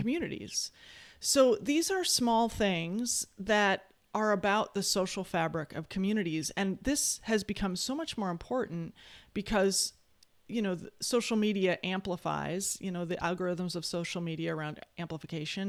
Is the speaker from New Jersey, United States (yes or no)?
no; West Bend, Wisconsin, United States; now in Madison, United States; I come from, I was born in West Bend, Wisconsin, a small, very conservative town in Wisconsin